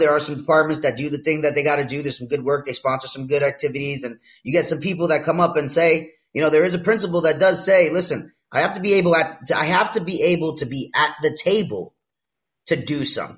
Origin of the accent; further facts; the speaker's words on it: Brooklyn, New York, United States; I'm from Brooklyn.